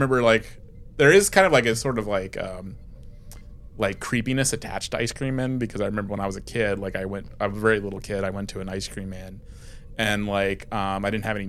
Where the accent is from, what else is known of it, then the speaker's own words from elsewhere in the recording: East Coast, United States; I'm from the East Coast.